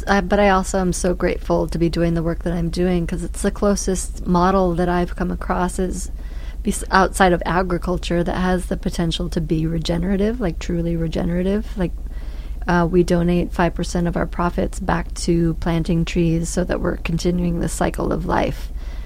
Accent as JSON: {"language": "English", "town": "Brooklyn", "region": "New York", "country": "United States", "said": "And I was a hipster from Brooklyn that, you know, that worked in the fashion industry and ended up running a sawmill."}